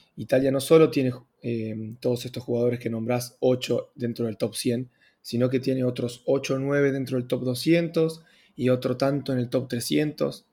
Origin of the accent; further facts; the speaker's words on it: Argentina; also born or lived in Italy; Hablo como argentino